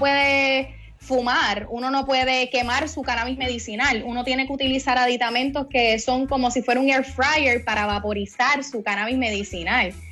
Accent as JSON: {"language": "Spanish", "town": "Guayama", "country": "Puerto Rico", "also_born_or_lived": "Cayey / Cidra", "said": "soy de Guayama"}